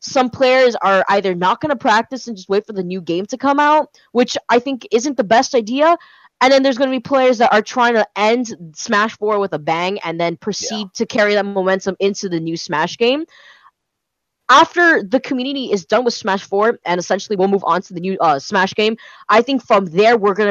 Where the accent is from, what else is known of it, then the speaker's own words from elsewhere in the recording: Miami, Florida, United States; I am from Miami